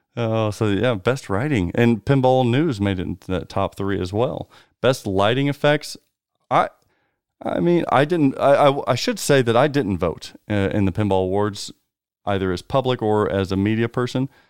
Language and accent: English; United States; us Americans